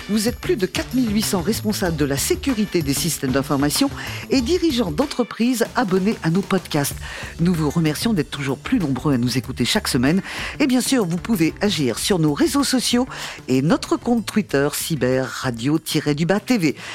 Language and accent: French; Valenciennes, Hauts-de-France, France; now in Lille, France; oui, je suis né à Valenciennes, mais maintenant j'habite à Lille.